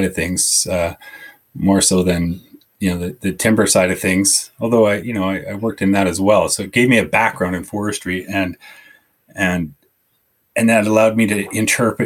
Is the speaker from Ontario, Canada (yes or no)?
no; Southern Okanagan, British Columbia, Canada; I grew up in the Southern Okanagan